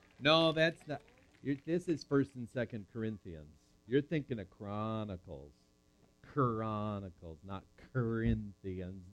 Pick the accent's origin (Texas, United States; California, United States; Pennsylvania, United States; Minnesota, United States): Minnesota, United States; Fergus Falls; born or raised there